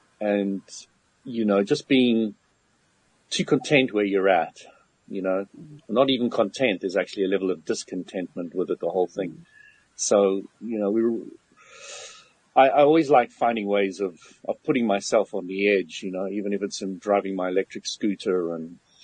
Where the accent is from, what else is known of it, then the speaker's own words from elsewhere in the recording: Barberton, Mpumalanga, South Africa; born there; So when I was at boarding school I was born in Barberton.